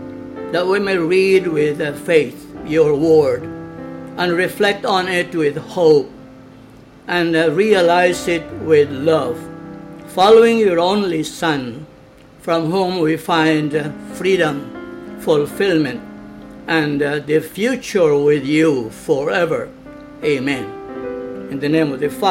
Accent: Balamban, Central Visayas, Philippines; Pinamungahan is the mother parish of Balamban, my hometown

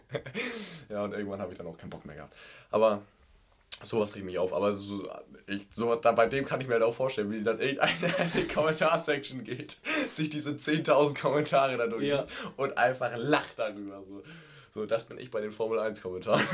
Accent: Germany; als Deutscher

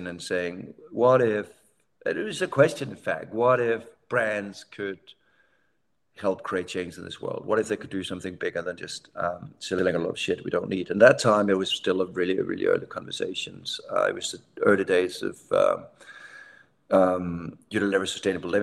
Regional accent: Denmark; I'm from Denmark, so sort of very social democratic upbringing

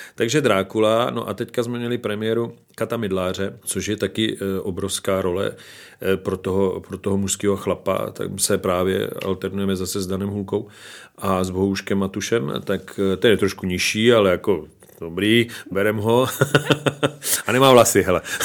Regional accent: Slovakia; now in Czech Republic; jsem samozřejmě ze Slovenska, z Tater

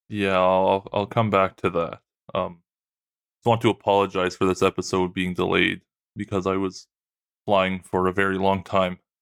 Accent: Trenton, Nova Scotia, Canada; where I grew up in Trenton, Nova Scotia

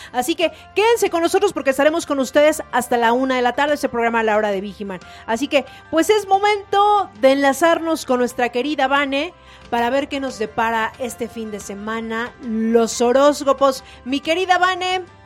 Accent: Mexico; nos caracteriza a los mexicanos

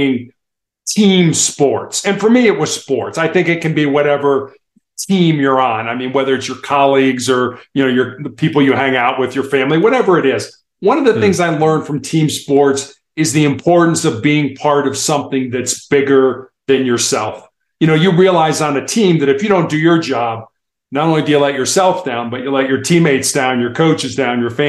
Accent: United States; I am from the United States

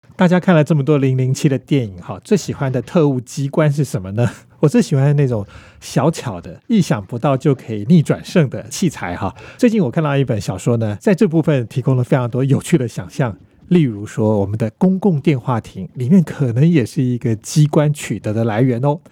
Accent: Taiwan; 我们台湾人

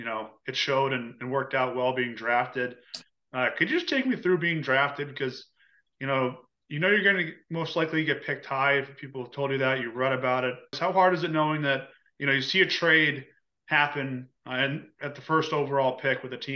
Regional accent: Boston, Massachusetts, United States; I'm from Boston

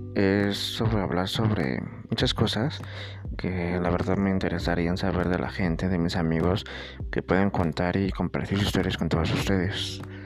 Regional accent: Tultitlán, State of Mexico, Mexico; soy de Tutitlán, Estado de México

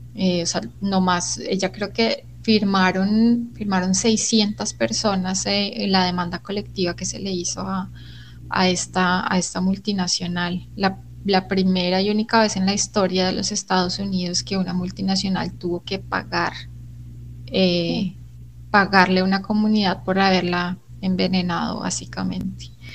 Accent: Colombia; como latinoamericanos y como colombianos

